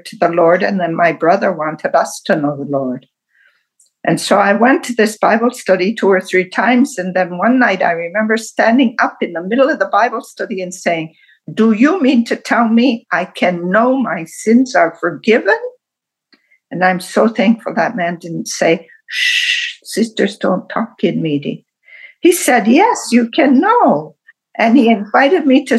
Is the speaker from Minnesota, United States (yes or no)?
no; Wisconsin, United States; I was born in Wisconsin, the middle child of five